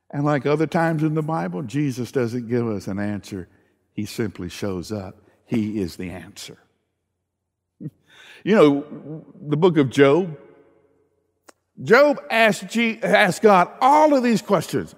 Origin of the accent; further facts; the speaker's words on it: the South, United States; I grew up in the South